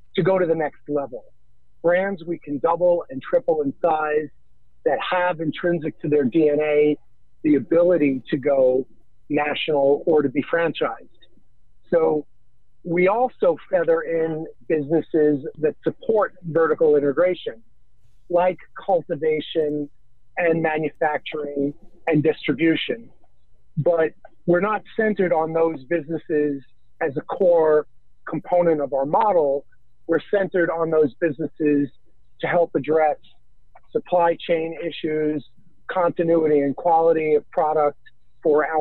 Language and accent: English; New York, United States; I'm born and raised in New York.